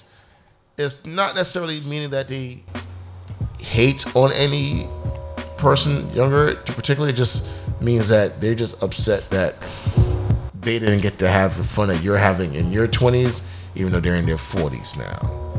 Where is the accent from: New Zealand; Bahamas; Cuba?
Bahamas; Yo, you know I'm from the Bahamas.